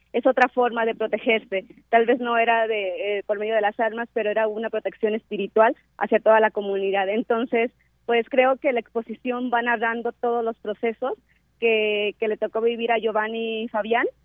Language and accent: Spanish; Cherán, Michoacán, Mexico; soy de Cherán, Michoacán